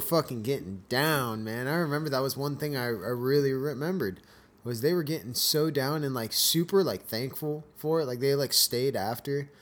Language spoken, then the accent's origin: English; Escondido, California, United States; moved away as an adult; also born or lived in Valley Center, California; now in Chico, United States; I grew up in Southern California